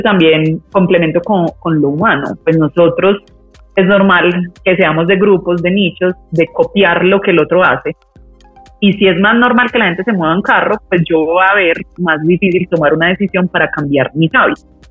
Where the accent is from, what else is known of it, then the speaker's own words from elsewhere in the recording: Medellín, Antioquia, Colombia; moved away as an adult; also born or lived in Europe; yo nací en Medellín